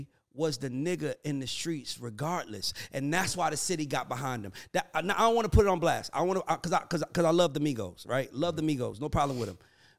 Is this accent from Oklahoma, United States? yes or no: no; New York, United States; now in Atlanta, United States; when I grew up in New York